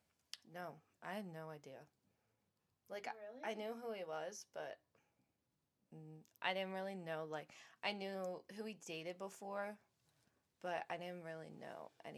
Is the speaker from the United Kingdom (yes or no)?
no; Cinnaminson, New Jersey, United States; also born or lived in Philadelphia, Pennsylvania; when I came in here in fourth grade, and when I came from Philly